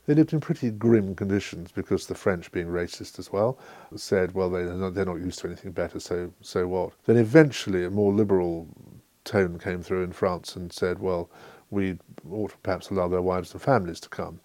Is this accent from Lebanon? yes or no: no; England, United Kingdom; as an Englishman